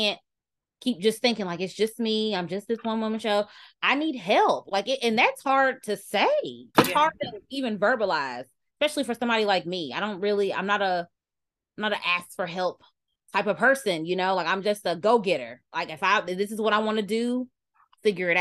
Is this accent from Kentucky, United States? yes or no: yes; Kentucky, United States; Y'all know I'm from Kentucky. I'm from the South.